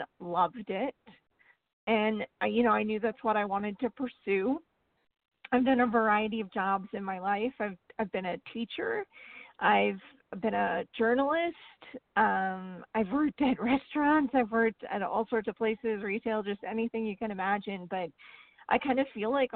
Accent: northern Vermont, United States; now in Texas, United States; I grew up in northern Vermont, very close to Canada. My hometown is just 60 miles from the Canadian border, and now I live in Texas

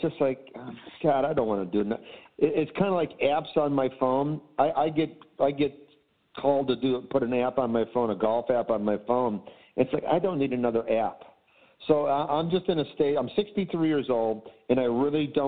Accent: Chicago, Illinois, United States; Cubs fan growing up in Chicago.

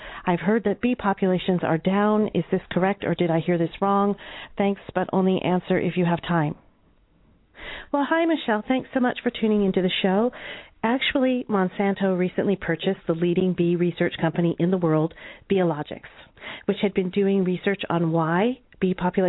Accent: Iowa, United States; Growing up in Iowa, you could say I'm kind of a farmer's daughter, although my parents weren't farmers, but my uncle was.

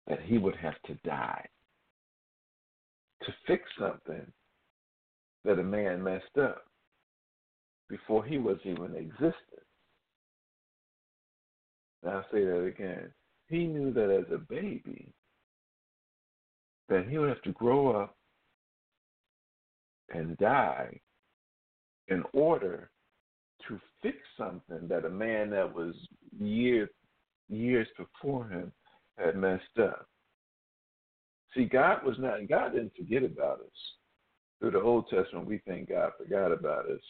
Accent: Philadelphia, Pennsylvania, United States; born and raised in Philadelphia

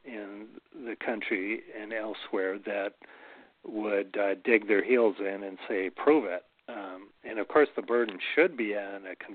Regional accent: Milwaukee, Wisconsin, United States; now in Manitowoc, United States; I grew up in Milwaukee, so it's an hour and a half straight south, and now it's 3 hours straight south because we're an hour and a half from Milwaukee

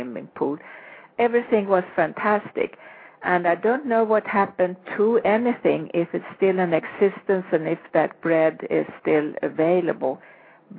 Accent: Sweden; I grew up in Sweden

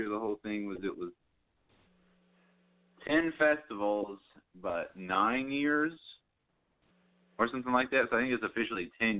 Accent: Lake City, Tennessee, United States; I grew up in Lake City, not too far down the road from you, Steve.

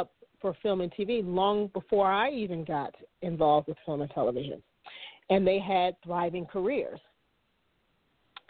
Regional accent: Maryland, United States; moved away; I am originally from Maryland

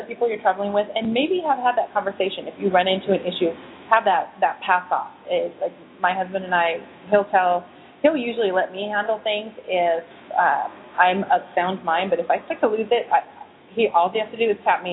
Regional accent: United States; as Americans

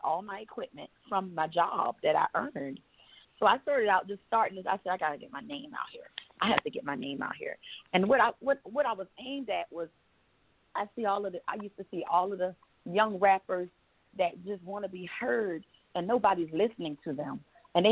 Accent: Savannah, Georgia, United States; moved away; also born or lived in Atlanta, Georgia / Macon, Georgia / Warner Robins, Georgia; I'm from Savannah, Georgia. That's where I'm originally from

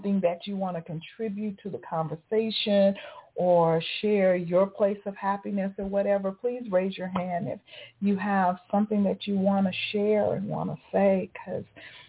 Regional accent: Las Vegas, Nevada, United States; now in Atlanta, United States; growing up in Vegas, yeah, we had Lake Mead

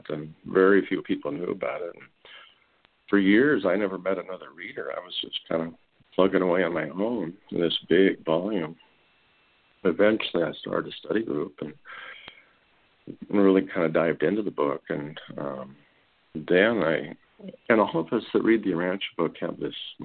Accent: Minnesota, United States; I was raised in Minnesota, and you know, went to church, Sunday school, and everything

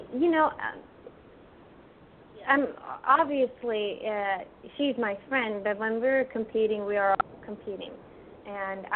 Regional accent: Sweden; moved away; We grew up together in Sweden.

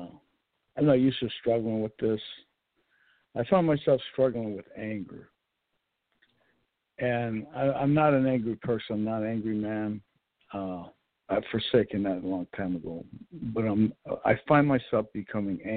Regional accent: United States; I'm an American

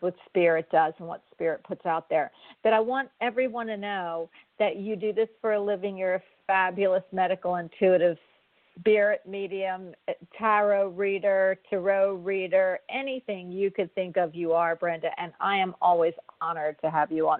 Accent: Florida, United States; I'm from Florida, and I am in Florida at the time

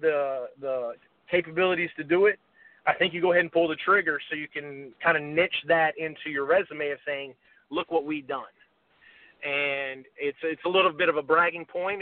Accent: Gastonia, North Carolina, United States; it's my hometown

